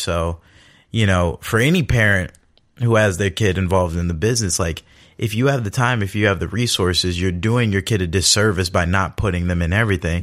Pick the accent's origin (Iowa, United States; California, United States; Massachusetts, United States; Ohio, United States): California, United States; Los Angeles; I'm born and raised in Los Angeles, California